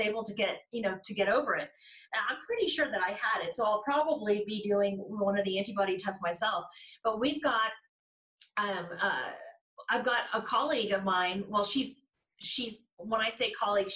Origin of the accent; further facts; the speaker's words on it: Texas, United States; moved away as an adult; now in Denver, United States; I'm from Texas and I had moved to Denver